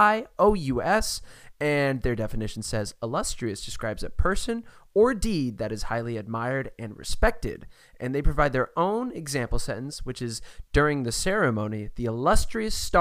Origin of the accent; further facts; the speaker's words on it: Olathe, Kansas, United States; now in Los Angeles, United States; my hometown of Kansas